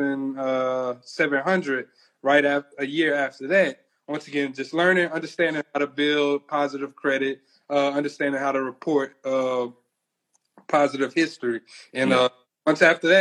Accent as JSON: {"language": "English", "region": "Louisiana", "country": "United States", "said": "we're from Louisiana."}